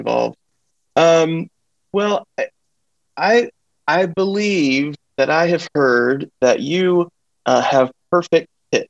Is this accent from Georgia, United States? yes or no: yes; Atlanta, Georgia, United States; that is the church that I grew up in Atlanta.